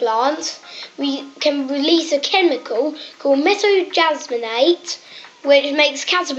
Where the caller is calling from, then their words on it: England, United Kingdom; I am calling from England.